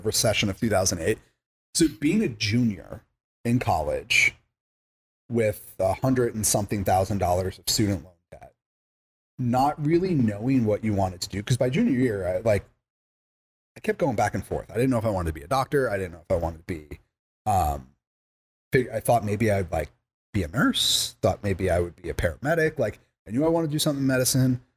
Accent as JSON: {"language": "English", "area": "Long Island", "region": "New York", "country": "United States", "tie": "born or raised there", "also_born_or_lived": "Massachusetts", "moved": "yes", "said": "I grew up in Long Island."}